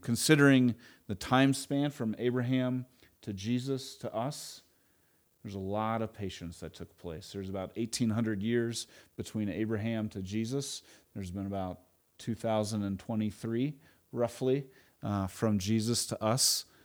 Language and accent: English; Edmond, Oklahoma, United States; also born or lived in Tulsa, Oklahoma; We moved from Edmond, Oklahoma, Oklahoma City area to Tulsa.